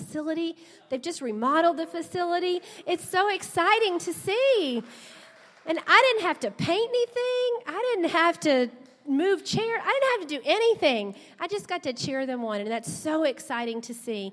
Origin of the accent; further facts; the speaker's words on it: South Louisiana, United States; We grew up in South Louisiana